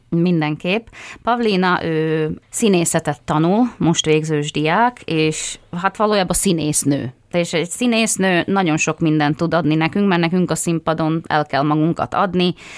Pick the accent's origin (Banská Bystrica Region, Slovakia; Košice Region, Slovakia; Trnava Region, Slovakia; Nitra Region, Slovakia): Nitra Region, Slovakia; Tvrdošovce; az én szülőfalumban Tardoskedden